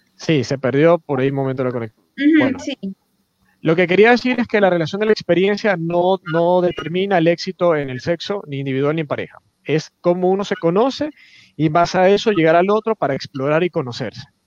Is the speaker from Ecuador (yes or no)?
yes; Ecuador; como latinoamericanos, no solo ecuatorianos